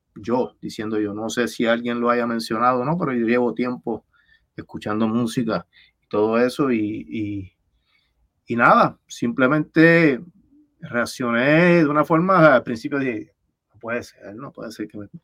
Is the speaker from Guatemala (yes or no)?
no; Levittown, Puerto Rico; de Levitown, de donde yo soy